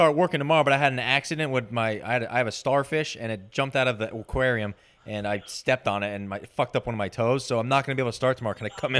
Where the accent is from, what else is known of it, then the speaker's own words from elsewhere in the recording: Scottsdale, Arizona, United States; I'm from Scottsdale, Arizona.